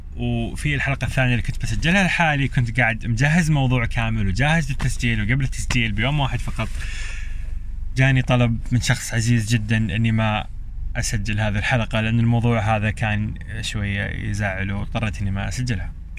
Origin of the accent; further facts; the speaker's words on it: Eastern Province, Saudi Arabia; moved away as an adult; also born or lived in Jeddah; انا اصلا من اهل الشرقيه